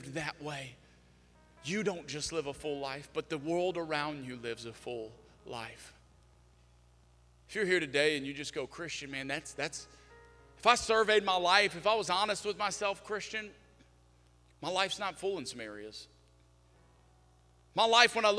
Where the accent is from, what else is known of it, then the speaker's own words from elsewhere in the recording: South Louisiana, United States; moved away; I'm from South Louisiana